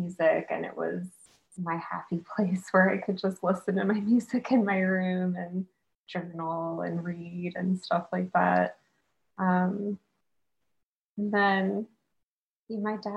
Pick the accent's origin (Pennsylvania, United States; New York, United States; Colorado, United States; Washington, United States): Pennsylvania, United States; outside of Pittsburgh; moved away as an adult; now in Columbus, United States; I grew up about 40 minutes outside of Pittsburgh, and then for high school moved closer to the city, and then stayed in the city for college as well